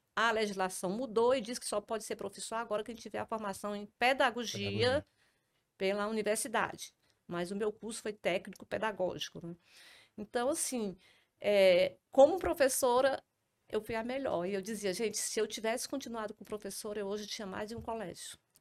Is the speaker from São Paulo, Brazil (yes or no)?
no; Trairi, Ceará, Brazil; now in Fortaleza, Brazil; tudo começou em 1978, com a minha vinda do Trairi para Fortaleza.